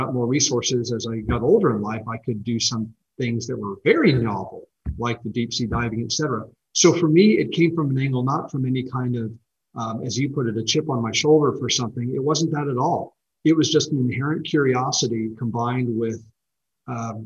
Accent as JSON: {"language": "English", "country": "United States", "said": "being an American"}